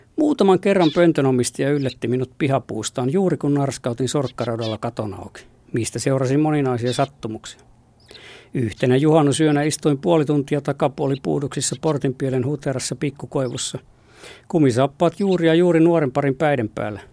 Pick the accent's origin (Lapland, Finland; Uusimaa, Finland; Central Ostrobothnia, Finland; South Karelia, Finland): South Karelia, Finland; Lappeenranta; koulupaikkakuntani Lauritsalan